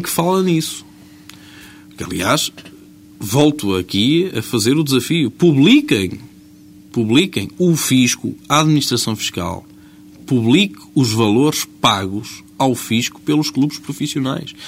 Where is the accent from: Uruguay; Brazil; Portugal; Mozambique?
Portugal; quando nós saímos do nosso país e dizemos que somos portugueses